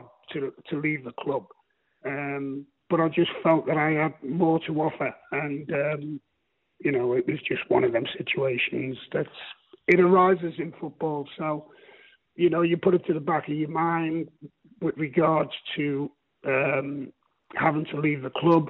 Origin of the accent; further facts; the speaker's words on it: Liverpool, North West England, United Kingdom; moved away; also born or lived in Midlands; I was born in Liverpool, and I was an Everton supporter as a youngster.